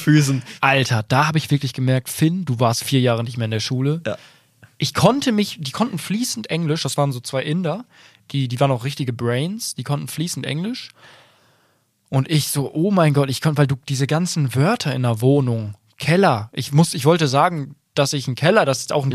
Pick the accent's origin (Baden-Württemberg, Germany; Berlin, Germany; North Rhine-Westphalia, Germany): North Rhine-Westphalia, Germany; Bielefeld region; ich komme ja auch aus der Region